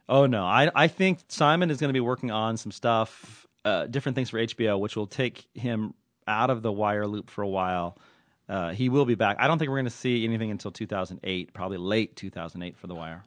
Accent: Southern California, United States; also born or lived in Oakland; I'm nothing if not a hockey fan growing up in Southern California.

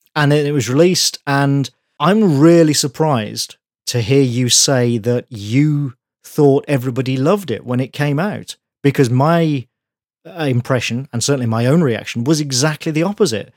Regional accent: United Kingdom; I'm British, I grew up here

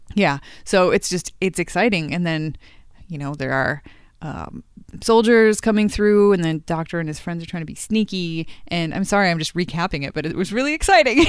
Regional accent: United States; I'm an American

